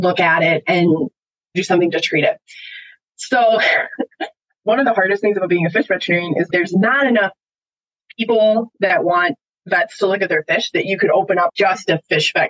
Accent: Wisconsin, United States; now in Washington, United States; I grew up in Wisconsin

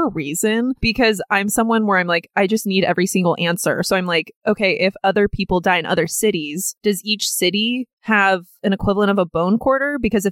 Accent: Oceanside, California, United States; we grew up near the ocean

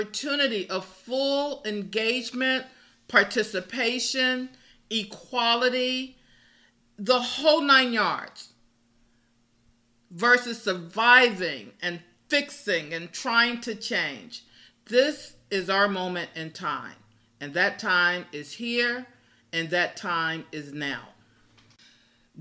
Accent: Gary, Indiana, United States; my hometown of Gary, Indiana

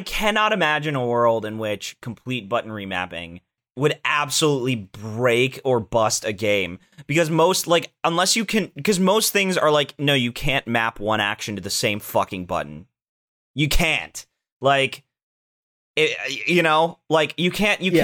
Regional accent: Orlando, Florida, United States; I was famous though in my hometown, very briefly, in my hometown of Orlando

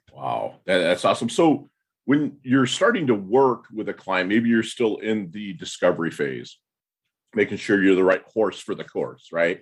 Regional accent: Midwest, United States; I'm from the Midwest

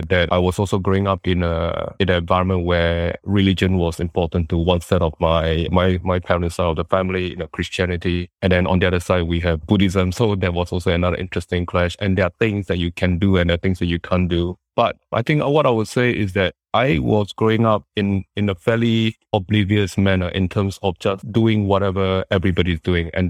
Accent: Singapore; I {S0} came from Singapore.

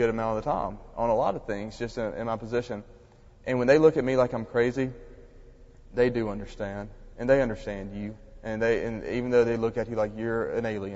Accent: Mississippi, United States; I was from Mississippi

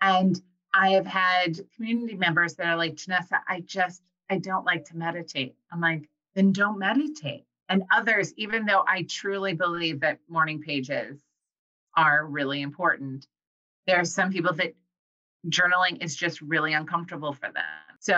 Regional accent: Iowa, United States; That comes from like growing up in Iowa, like near farms.

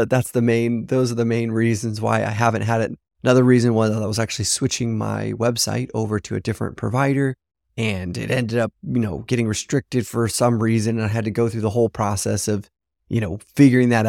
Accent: Papua New Guinea; now in China; a friend that I grew up with in Papua New Guinea, actually, which is pretty incredible. We'll have some other friends from Papua New Guinea there.

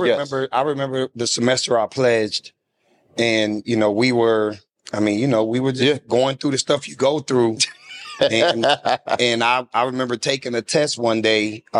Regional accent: Rochester, New York, United States; Rochester, New York.

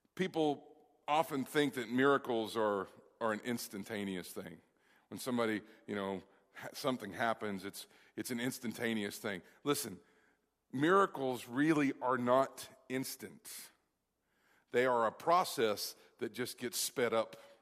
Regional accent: Kentucky, United States; Kentucky, which is my home state

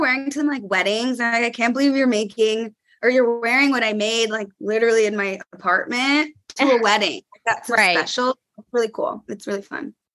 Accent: California, United States; now in New York, United States; I'm from California

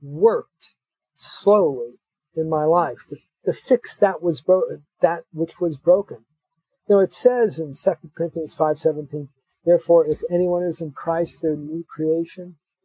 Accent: Los Angeles, California, United States; I grew up in Los Angeles

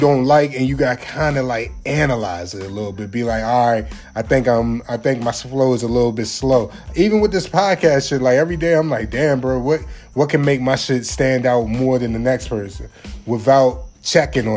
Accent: Maryland, United States; now in Jacksonville, United States; I can't leave my hometown out. Everybody in the 410-443

